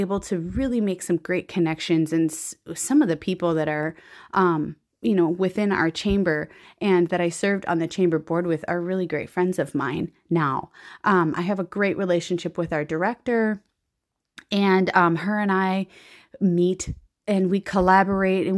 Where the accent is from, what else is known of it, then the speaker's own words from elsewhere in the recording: Central Minnesota, United States; I am from Central Minnesota